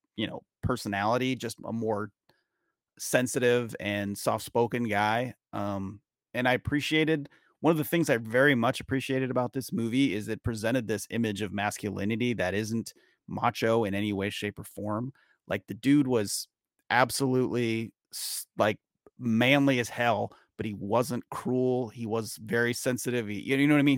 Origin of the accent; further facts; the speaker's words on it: Gresham, Oregon, United States; also born or lived in rural small town (unnamed); place I grew up, you know, or until I was in fourth grade, and then I moved to Gresham, which is a suburb of Portland, Oregon